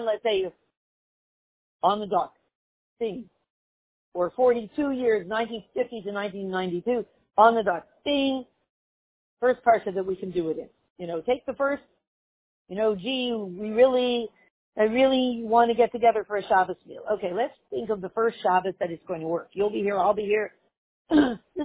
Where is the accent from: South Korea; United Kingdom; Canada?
Canada; Montreal, Quebec; When I grew up in Montreal